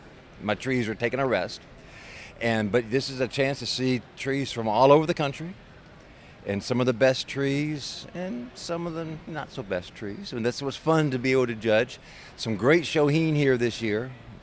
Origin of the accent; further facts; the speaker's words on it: Clarksville, Georgia, United States; I'm from Clarksville, Georgia.